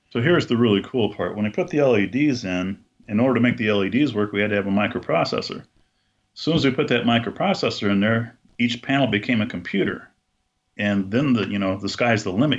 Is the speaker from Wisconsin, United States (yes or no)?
no; Buena Park, California, United States; I was born in California, Southern California, and we my family moved to a place called Buena Park when I was four, and that's where I met Julie